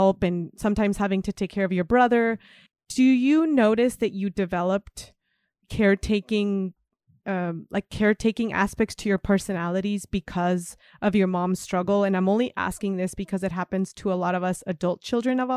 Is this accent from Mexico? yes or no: yes; Mexico; moved away; I come from Mexico